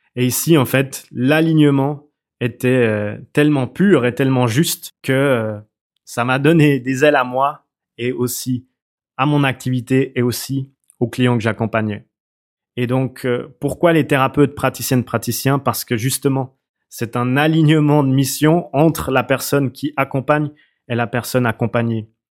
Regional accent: Switzerland; je viens de, Suisse. Euh, ça s'entend peut-être d'ailleurs à mon accent

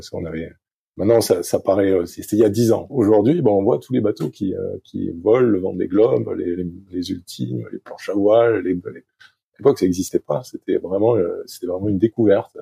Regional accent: Arcachon Basin, Nouvelle-Aquitaine, France; je suis français, je viens du, euh, sud-ouest de la France, Basse-en-Arcachon.

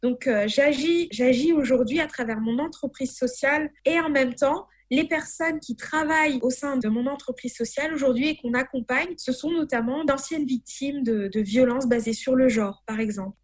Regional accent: Madagascar; de Madagascar

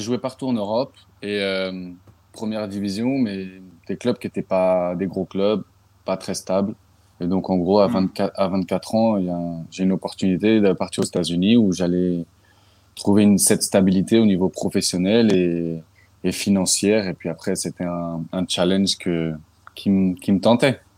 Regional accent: Paris suburbs, Île-de-France, France; now in Philadelphia, United States; j'ai grandi dans un banlieue parisienne, en 78.

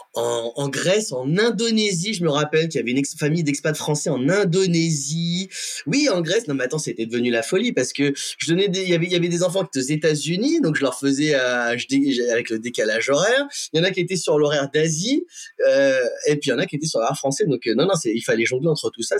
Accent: Compiègne, Hauts-de-France, France; moved away; also born or lived in Florida; la Compiègne, donc ma, ma terre natale, hein, je suis toujours très content d'y revenir

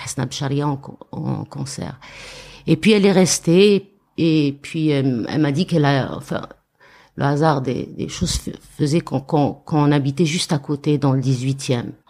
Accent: Béchar, Béchar Province, Algeria; moved away as an adult; also born or lived in Paris, France; now in France; je venais du Char mhm. d'Algérie

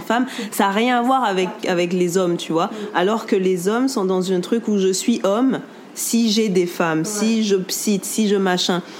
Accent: Guadeloupe; on est Guadeloupéen

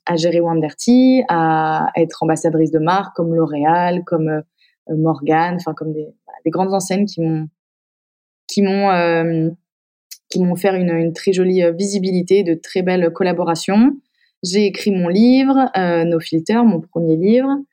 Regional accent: Épinal, Grand Est, France; moved away as an adult; also born or lived in Paris / Metz; Je viens d'Épinal

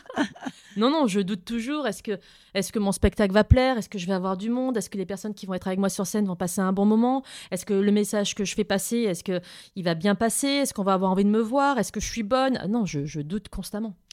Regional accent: south of France, France; moved away; je viens du sud de la France

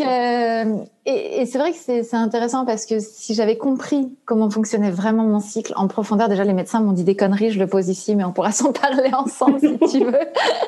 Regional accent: Brittany, France; moi, je suis bretonne

